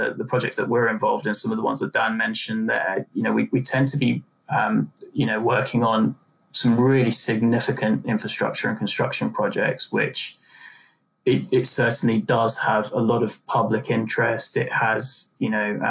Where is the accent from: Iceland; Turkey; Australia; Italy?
Turkey; now in United Kingdom; I'm originally from Turkey. So I was born in Turkey, my family's from Turkey.